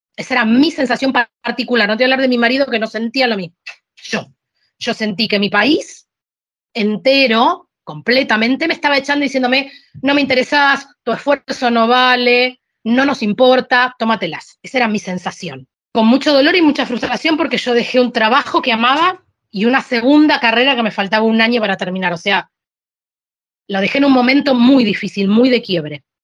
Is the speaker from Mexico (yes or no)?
no; Argentina; moved away as an adult; also born or lived in Sicily, Italy; now in Spain; pero yo no soy italiana, le digo, yo soy argentina